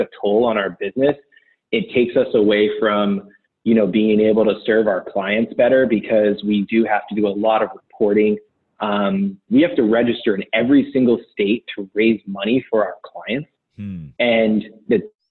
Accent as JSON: {"language": "English", "region": "New England", "country": "United States", "tie": "born or raised there", "also_born_or_lived": "Southern California", "moved": "yes", "lives_now": "Portland, United States", "said": "I grew up in New England. I've lived in Southern California, Portland."}